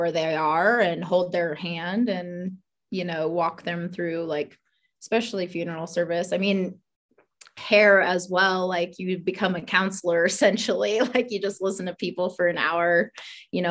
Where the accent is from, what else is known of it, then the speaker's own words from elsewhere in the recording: Iowa, United States; moved away as an adult; also born or lived in Omaha, Nebraska; I was born in Omaha, Nebraska. Grew up in Iowa. So small town Iowa, grew up in a town about 200 people or so